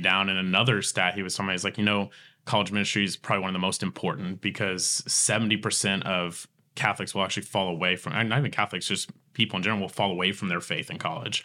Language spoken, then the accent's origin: English; Tulsa, Oklahoma, United States; I grew up here in Tulsa and, and, and West Tulsa and Berry Hill